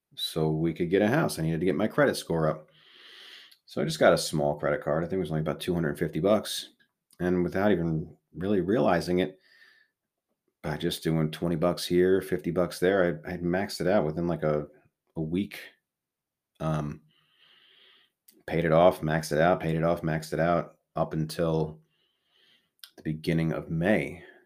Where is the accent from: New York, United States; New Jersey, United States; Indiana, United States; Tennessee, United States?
New York, United States; Southold; we really wanted to raise our kids in Southhold. It's where I grew up.